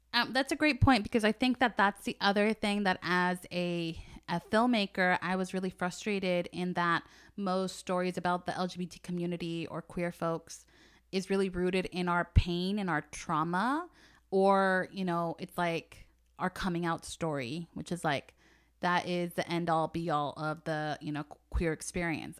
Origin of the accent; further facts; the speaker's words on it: Bay Area, California, United States; I was born in the Bay Area.